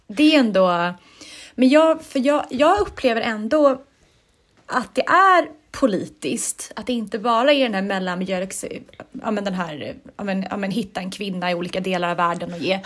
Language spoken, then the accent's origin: Swedish; Sweden; jag som svensk